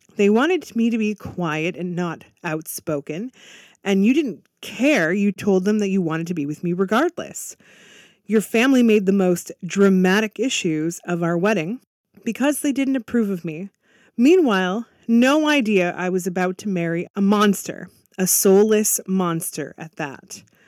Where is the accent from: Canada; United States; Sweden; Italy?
Canada; I'm actually Canadian